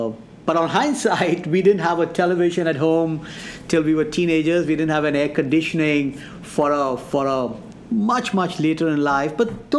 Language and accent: English; foothills of the Himalayas, Uttar Pradesh, India; moved away as an adult; now in West Michigan, United States; I've been born and brought up in India, foothill of the Himalayas.